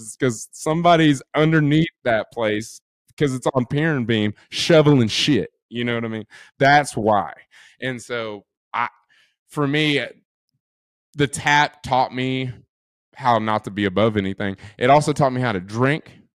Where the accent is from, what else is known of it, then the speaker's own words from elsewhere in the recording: Texas, United States; also born or lived in College Station, Texas; now in Austin, United States; Coming from a small town